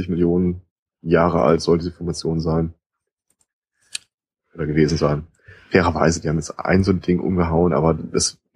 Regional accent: United States; warum ich als Amerikaner die Polizei anrufen würde, ganz ehrlich, werden immer geringer.

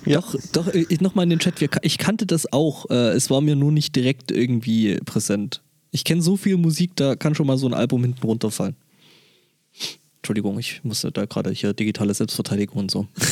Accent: near Dorfchemnitz, Saxony, Germany; moved away; dann ist es eigentlich gar nicht mal so weit von da weg, wo ich herkomme, weil das ist neben Dorf Chemnitz

